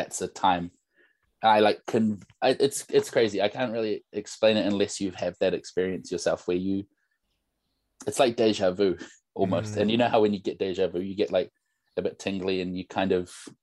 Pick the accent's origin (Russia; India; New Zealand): New Zealand; North Shore, Auckland; growing up on the North Shore